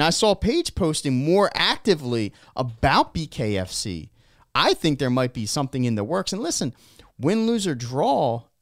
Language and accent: English; Australia; I'm Australian.